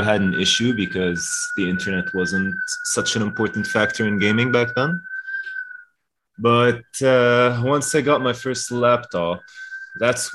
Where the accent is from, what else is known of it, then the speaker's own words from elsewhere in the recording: Lebanon; I was born in Lebanon, actually